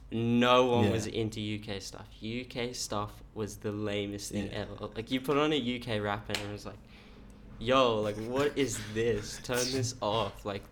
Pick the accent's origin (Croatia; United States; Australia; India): Australia; Woodbridge, Queensland; So I grew up in, it's called Woodbridge, which is like, no one's heard of Woodbridge, but it's like pretty close, like the closest town would be like Ipswich